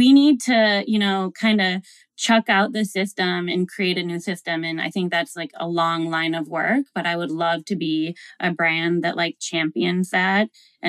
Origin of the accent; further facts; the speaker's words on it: Midwest, United States; I grew up in the Midwest and I went to school in a really small town and like Walmart was the only thing.